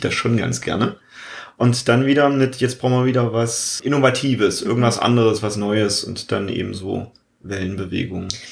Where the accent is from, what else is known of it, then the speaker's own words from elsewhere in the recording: Germany; als Deutscher